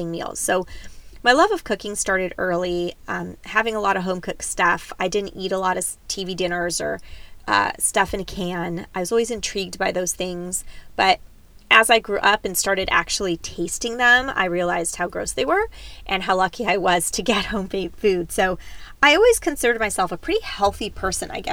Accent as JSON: {"language": "English", "town": "San Diego", "region": "California", "country": "United States", "tie": "born or raised there", "also_born_or_lived": "Davis, California / Greece", "said": "I am a true San Diego, Southern California girl."}